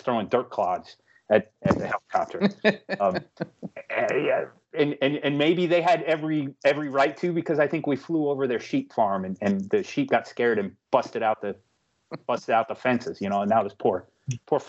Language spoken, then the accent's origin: English; United States